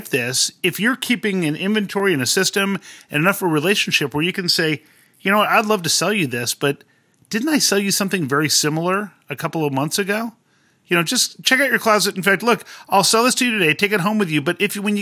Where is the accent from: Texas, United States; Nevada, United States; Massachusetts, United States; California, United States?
California, United States; Southern; I grew up in Southern California